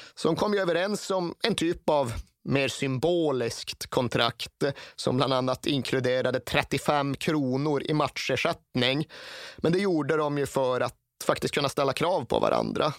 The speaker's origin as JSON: {"language": "Swedish", "region": "Norrland", "country": "Sweden", "tie": "born or raised there", "said": "Vi hade ingen herrallsvensk fotboll norr om Sundsvall på årtionden. Under just de årtiondena som jag växte upp"}